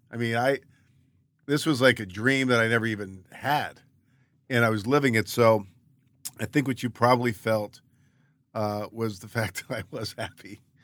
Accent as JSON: {"language": "English", "town": "Baltimore", "region": "Maryland", "country": "United States", "tie": "born or raised there", "also_born_or_lived": "Philadelphia / Los Angeles", "moved": "as an adult", "said": "I grew up in Baltimore, lived in Philadelphia for eight years"}